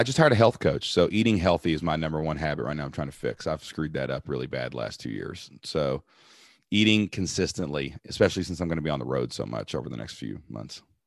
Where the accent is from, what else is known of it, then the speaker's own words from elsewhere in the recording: Kentucky, United States; I'm a dude from Kentucky